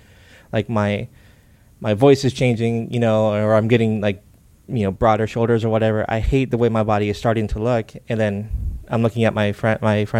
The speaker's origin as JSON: {"language": "English", "town": "Narcoossee", "region": "Florida", "country": "United States", "tie": "born or raised there", "said": "I grew up in Narcoosi, so I was comfortable with the, you know, kind of redneck country folks"}